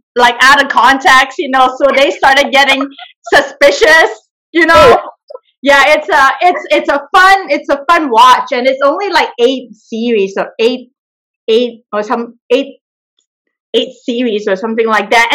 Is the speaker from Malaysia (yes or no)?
yes; Malaysia; now in San Francisco, United States; I am originally from Malaysia, and right now I live in San Francisco, California.